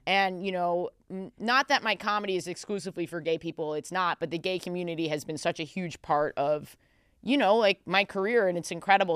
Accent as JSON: {"language": "English", "town": "New York City", "region": "New York", "country": "United States", "tie": "born or raised there", "said": "I'm a native New Yorker"}